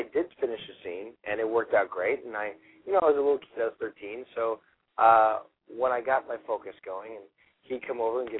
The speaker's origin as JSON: {"language": "English", "town": "Toronto", "region": "Ontario", "country": "Canada", "moved": "as an adult", "lives_now": "Los Angeles, United States", "said": "I was from Toronto, and I auditioned against 300-400 other kids"}